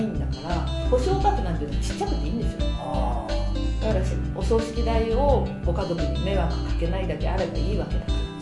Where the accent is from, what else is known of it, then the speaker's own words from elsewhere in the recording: Nagoya, Aichi, Japan; 名古屋人なものですから